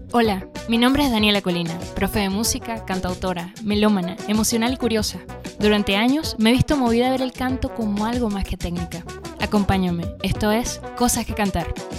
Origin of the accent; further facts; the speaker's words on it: Bejuma, Carabobo, Venezuela; nací en un pueblo eh, que se llama Bejuma, eh, pertenece al estado Carabobo, soy venezolana